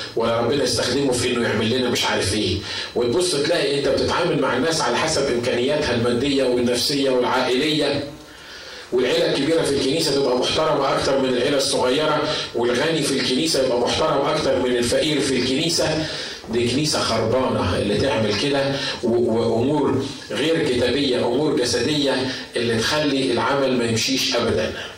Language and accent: Arabic; Egypt; عندنا في مصر